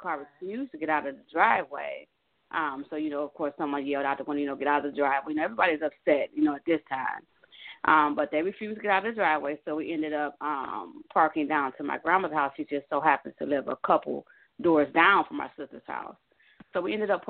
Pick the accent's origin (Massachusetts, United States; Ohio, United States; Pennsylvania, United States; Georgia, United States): Ohio, United States; Cleveland; I'm actually from Cleveland, Ohio